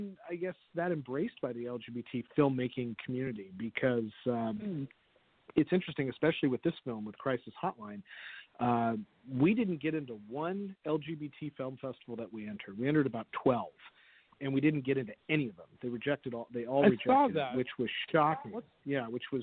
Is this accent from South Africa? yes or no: no; San Jose, California, United States; I was born and raised in San Jose